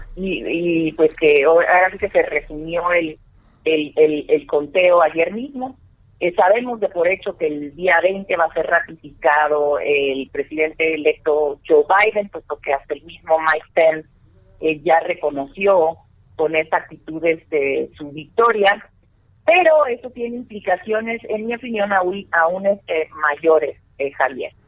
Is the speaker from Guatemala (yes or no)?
no; Mexico; como mexicanos